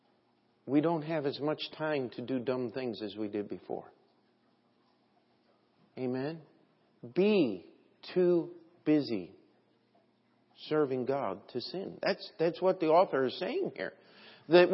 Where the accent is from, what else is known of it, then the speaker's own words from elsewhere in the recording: United States; as an American